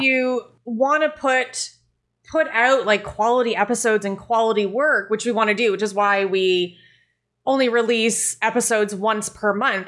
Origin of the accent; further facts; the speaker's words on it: Canada; I am Canadian, my French is terrible